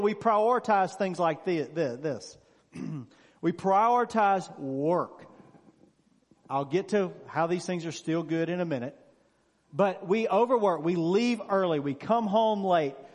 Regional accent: Mississippi, United States; moved away; I'm originally from Mississippi. Of course, I don't live there now. All my friends I grew up with were from Mississippi

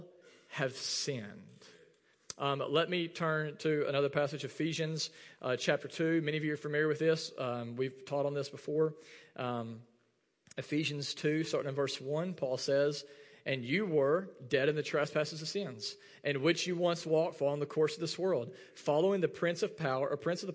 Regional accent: Arkansas, United States; first language English; because we're from Arkansas, we don't even speak that real well

